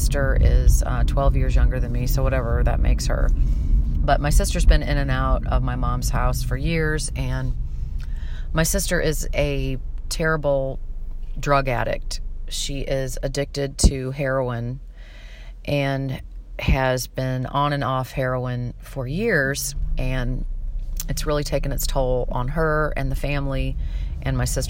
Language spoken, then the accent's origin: English; St. Louis, Missouri, United States; moved away; I recently flew back to St. Louis, which is my hometown